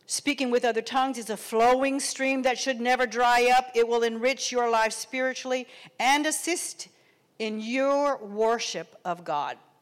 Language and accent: English; Texas, United States; moved away; also born or lived in Oklahoma; I come from Texas and lived in Oklahoma and worked for an oil company